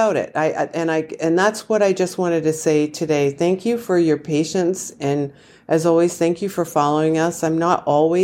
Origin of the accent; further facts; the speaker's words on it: Massachusetts, United States; I'm from Massachusetts.